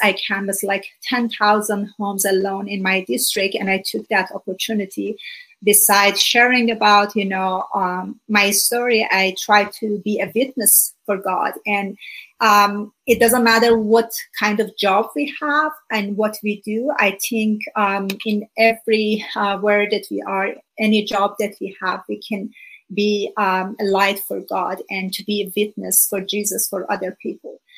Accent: Iran; first language Persian; English is a second language; moved away as an adult; now in United States; I'm originally from Iran. Uh, for about 30 years, I lived there. And I was born just a few months before the Iranian Revolution in 1979

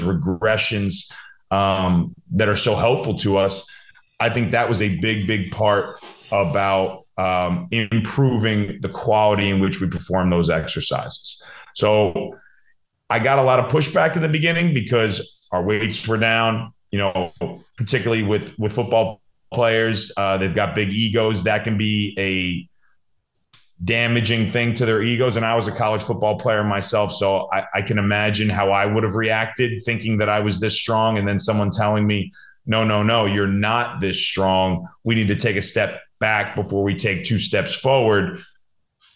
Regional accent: New Jersey, United States; moved away as an adult; also born or lived in Hanover, New Hampshire; now in New York, United States; growing up in New Jersey

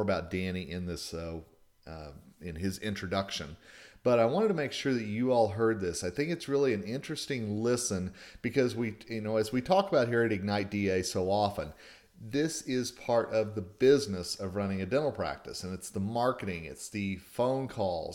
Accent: Colorado, United States; my home state of Colorado

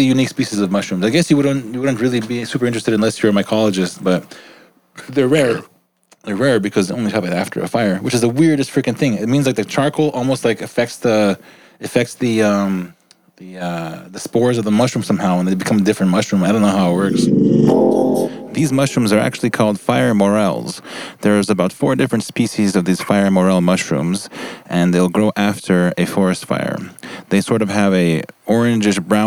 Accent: Canada; moved away; I'm Canadian

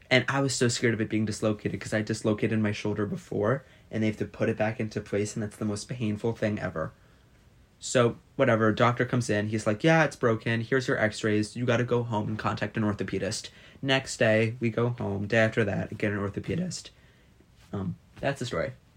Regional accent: United States; I couldn't imagine not being American

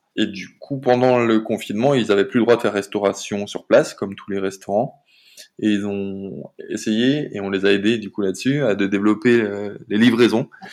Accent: near Saint-Étienne, Auvergne-Rhône-Alpes, France; moved away; also born or lived in Paris / Rio de Janeiro; on est originaire tous les deux de Rhône-Alpes, elle de Grenoble et moi de près de Saint-Étienne.

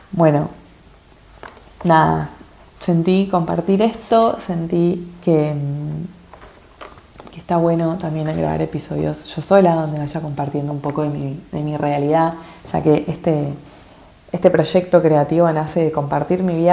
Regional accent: Argentina; now in -; me estoy preparando el corazón para ir a, mi país natal, para ir para Argentina unos meses

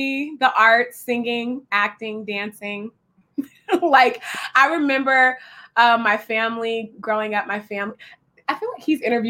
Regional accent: Richmond, California, United States; I'm from like a inner city. So, but I do say I'm from Richmond, California, which is right next to Oakland. So I do say I'm from San Francisco Bay Area.

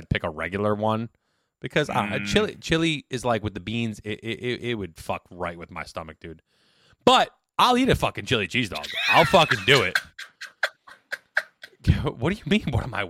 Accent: United States; I'm an American.

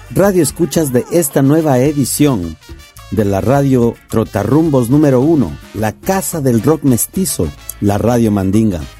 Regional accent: Quito, Pichincha, Ecuador; moved away; also born or lived in Brooklyn; mi ciudad natal, Quito, Ecuador.

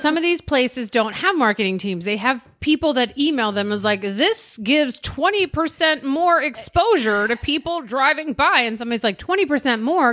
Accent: Maryland, United States; we're from Maryland

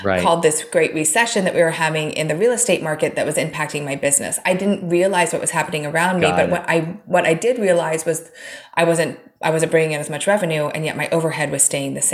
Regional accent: Oregon, United States; I grew up in Oregon

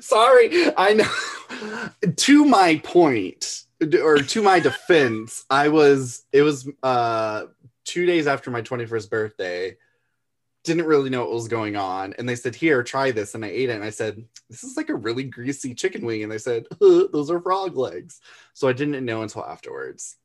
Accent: Florida, United States; I grew up in Florida

